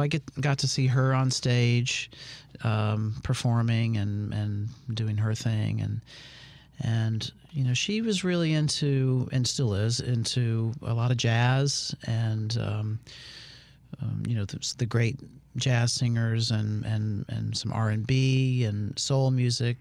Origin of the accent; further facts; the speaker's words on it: Meridian, Mississippi, United States; moved away as an adult; also born or lived in Hattiesburg, Mississippi / New Orleans, Louisiana; I grew up in Meridian